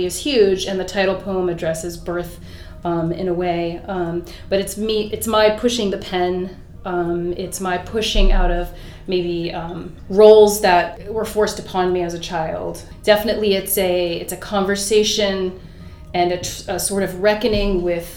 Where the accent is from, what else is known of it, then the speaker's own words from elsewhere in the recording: Cincinnati, Ohio, United States; growing up in Cincinnati